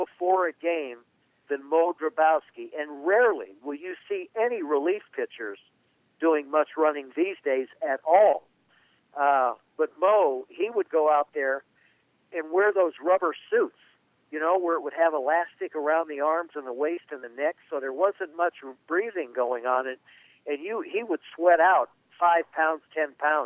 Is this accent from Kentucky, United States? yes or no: no; Southern California, United States; I grew up in Southern California